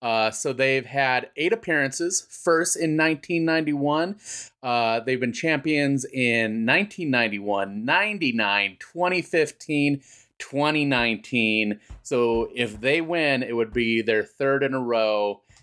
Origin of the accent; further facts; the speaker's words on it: United States; me being an American, well, I have